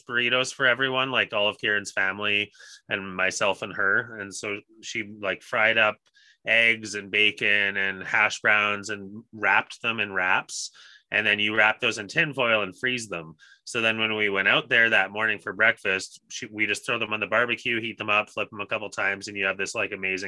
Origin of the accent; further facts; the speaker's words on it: Edmonton, Alberta, Canada; also born or lived in Barrie, Ontario; I was born in Barrie. But anyways, yes, I grew up on the north side of Edmonton